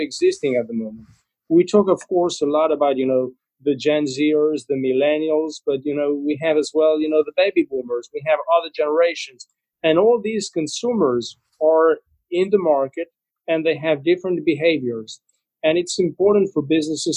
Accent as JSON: {"language": "English", "country": "Spain", "moved": "yes", "said": "I'm originally from Spain"}